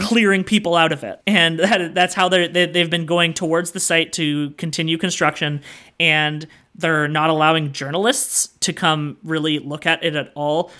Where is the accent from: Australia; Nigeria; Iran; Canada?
Canada